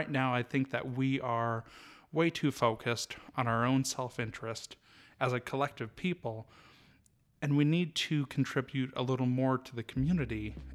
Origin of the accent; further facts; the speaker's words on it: Kalispell, Montana, United States; Well, I was born and raised here in Kalispell, and graduated the University of Montana in 2009